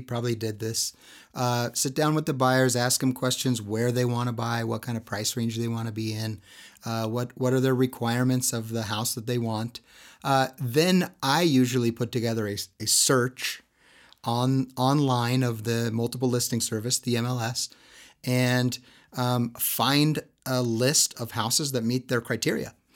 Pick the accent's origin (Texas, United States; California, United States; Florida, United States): California, United States; Southern; now in Utah, United States; I come from Southern California